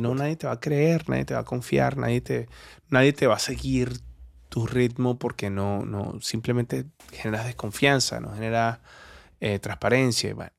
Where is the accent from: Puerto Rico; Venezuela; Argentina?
Venezuela; moved away; also born or lived in Colombia; Colombo venezolano